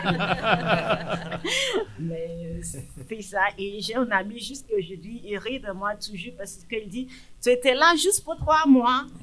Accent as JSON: {"language": "French", "country": "Nigeria", "also_born_or_lived": "England", "second_language": "French", "moved": "as an adult", "lives_now": "Abitibi-Témiscamingue, Canada", "said": "je suis d'origine du Nigeria"}